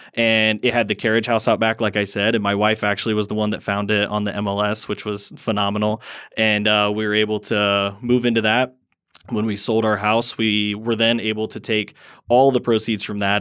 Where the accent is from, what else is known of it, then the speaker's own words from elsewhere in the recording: Fort Wayne, Indiana, United States; I am from Fort Wayne, Indiana